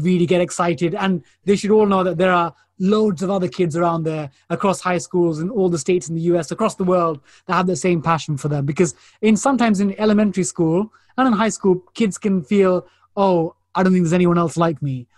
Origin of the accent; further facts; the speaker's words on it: London, United Kingdom; So my parents are Indian, but I'm, I'm born and raised in East London.